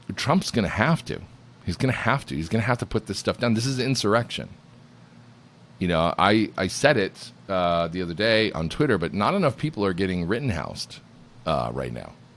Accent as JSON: {"language": "English", "town": "Binghamton", "region": "New York", "country": "United States", "tie": "born or raised there", "said": "I grew up in Binghamton, New York, which is about forty minutes from Scranton, Pennsylvania"}